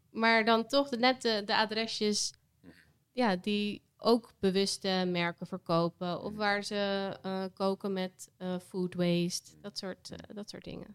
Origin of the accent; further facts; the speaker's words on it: Vlaardingen, South Holland, Netherlands; also born or lived in Amsterdam; now in Rotterdam, Netherlands; Ik ben geboren in Vlaardingen. Mhm. Dus dat ligt net, net naast Rotterdam. Ehm, en ik woon hier nu ook al weer tien jaar